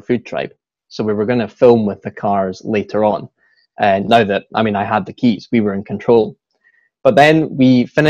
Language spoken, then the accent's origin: English; Scotland, United Kingdom; accent: Scottish